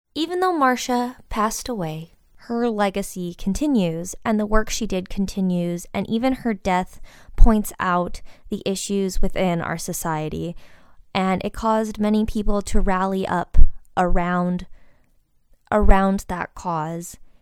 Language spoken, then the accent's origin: English; Midwest, United States; Growing up in the Midwest, I definitely didn't have an education that focused on this community